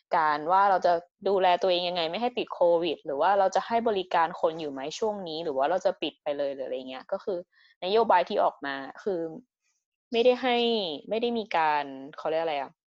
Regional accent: Thailand; born or raised there

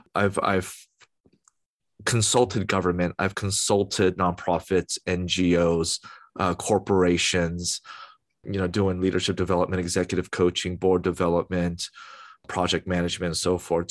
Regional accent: United States; As an American, American citizen

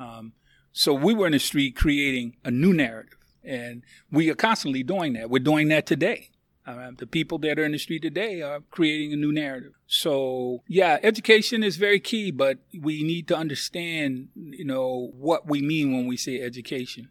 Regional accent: Philadelphia, Pennsylvania, United States; born or raised there; now in Louisville, United States

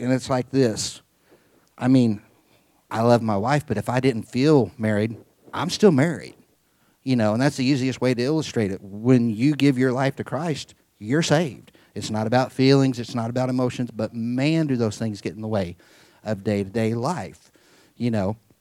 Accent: Midwest, United States; I was raised in the Midwest, pretty normal kid for the most part

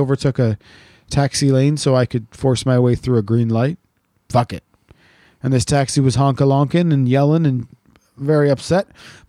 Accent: Wales, United Kingdom; From Stonehenge, we're from South Wales

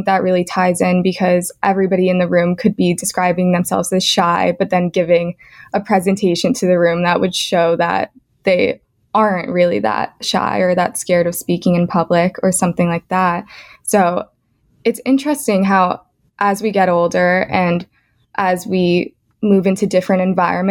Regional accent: Scarsdale, New York, United States; I'm from Scarsdale in Westchester

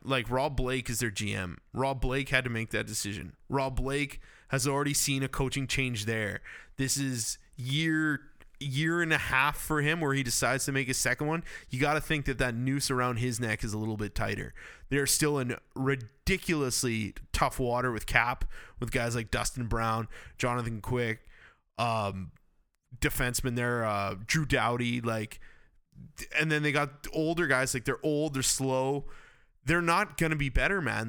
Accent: Campbell River, British Columbia, Canada; I'm from Campbell River and that's home of Rod Brendamore

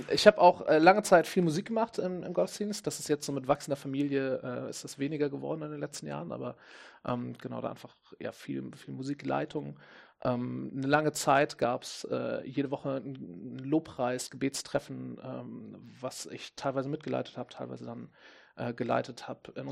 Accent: Hamburg, Germany; Ich komme ja aus Hamburg

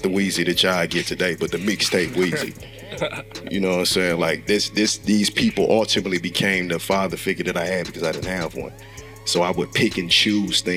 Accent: St. Louis, Missouri, United States; I'm born and raised, I'm from North City, St. Louis

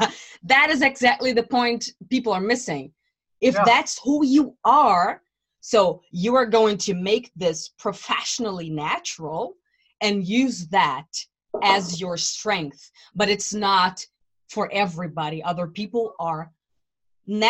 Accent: Brazil; English is a second language; now in Germany; I live in Germany. I came from Brazil to Germany many years ago.

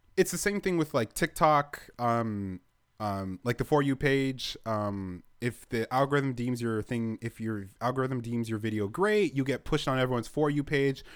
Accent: Canada; I'm Canadian

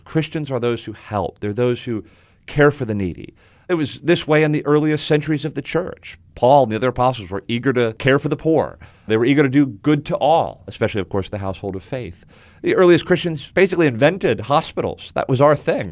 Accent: South Florida, United States; now in Winston-Salem, United States; I grew up in South Florida

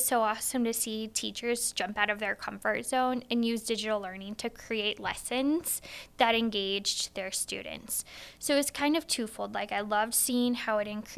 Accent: Wheatland, Iowa, United States

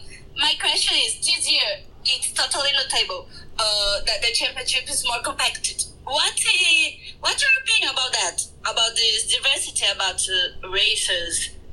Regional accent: Rio de Janeiro, Brazil; By the way, I'm from Rio, Pierre, if you need some tips.

